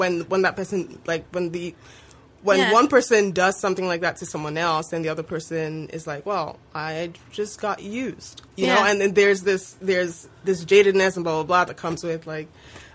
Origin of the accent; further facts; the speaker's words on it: Nigeria; now in Canada; I am an immigrant. I am a Nigerian immigrant to Canada.